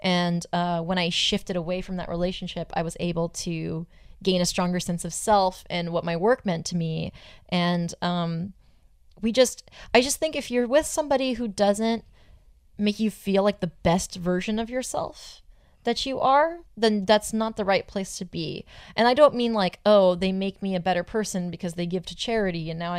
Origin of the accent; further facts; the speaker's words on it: Southern California, United States; I'm from Southern California.